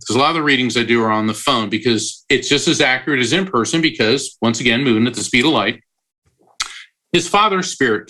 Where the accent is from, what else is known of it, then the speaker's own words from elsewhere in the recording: Florida, United States; When I was 13 years old, I grew up in Florida. In fact, I still live near the ocean.